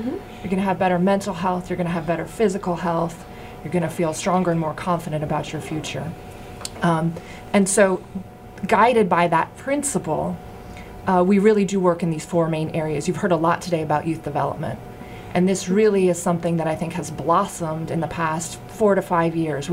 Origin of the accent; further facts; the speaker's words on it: Boston, Massachusetts, United States; moved away as an adult; also born or lived in Austin, Texas; I grew up in Boston, right in the south end of Boston